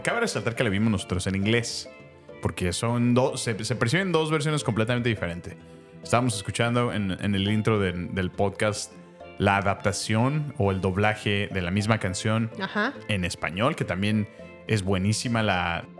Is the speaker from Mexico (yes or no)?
yes; Mexico; la mayoría somos mexicanos, otros son, son americanos, pero de ascendencia latina, hispana, mexicana